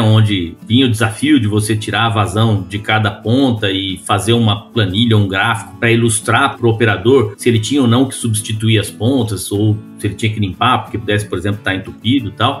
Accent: São Paulo, Brazil; moved away as an adult; eu sou nascido e criado em São Paulo, na capital do estado, no meio do concreto, do asfalto

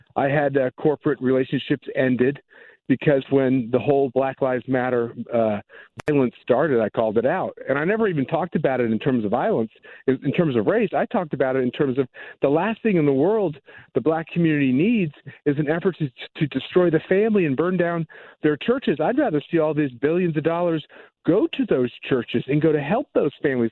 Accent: Midwest, United States; I'm a Midwesterner

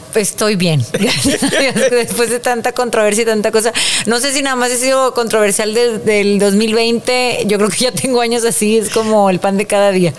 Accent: Mexico; así somos los mexicanos

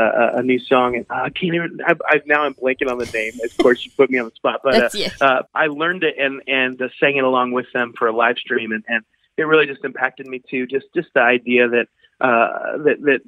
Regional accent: the Midwest of America, United States; growing up in the Midwest of America

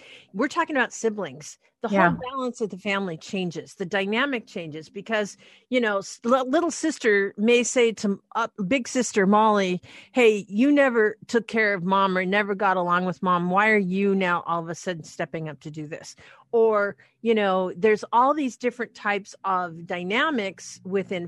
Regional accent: Anacortes, Washington, United States; now in Seattle, United States; to Anacortes, to my hometown

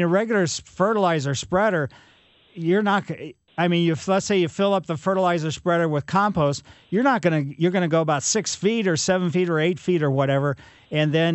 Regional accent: Ellisville, Missouri, United States; Growing up in Maple Lane in Ellisville, we had nothing but silver maples in our yard

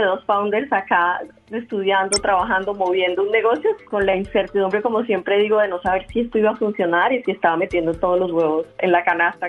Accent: Colombia; moved away as an adult; somos emprendedores colombianos en educación

